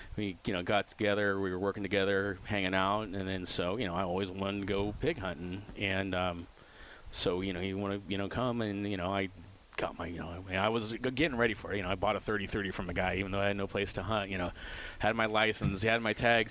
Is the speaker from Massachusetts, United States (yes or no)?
no; Sebastopol, California, United States; also born or lived in Santa Rosa / Chico; I grew up here, Sonoma County, Sebastopol, Santa Rosa